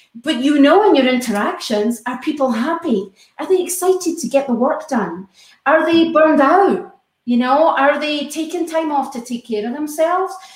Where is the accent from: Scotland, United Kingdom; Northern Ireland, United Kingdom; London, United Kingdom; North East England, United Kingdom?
Scotland, United Kingdom; now in United States; I'm Scottish